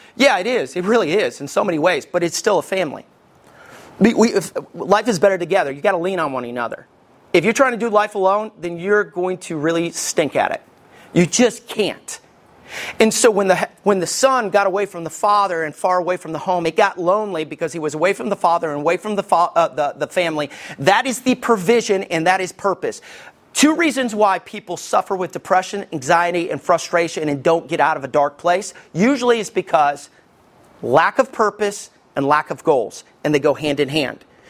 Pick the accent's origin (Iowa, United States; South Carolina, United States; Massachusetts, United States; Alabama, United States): Alabama, United States; Somerville; also born or lived in Arab, Alabama; I stayed in Somerville